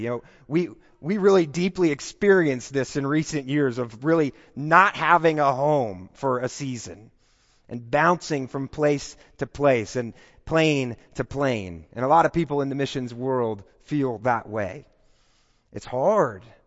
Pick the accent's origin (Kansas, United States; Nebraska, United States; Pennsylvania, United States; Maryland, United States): Kansas, United States; moved away as an adult; now in Texas, United States; I don't identify as a Texan. Uh, I'm not quite there yet. I, I still feel like I'm a Kansan